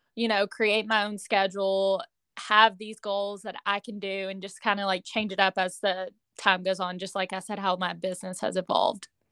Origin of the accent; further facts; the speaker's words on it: Owensboro, Kentucky, United States; right now I'm living in my hometown again. Um, I live in Owensboro, Kentucky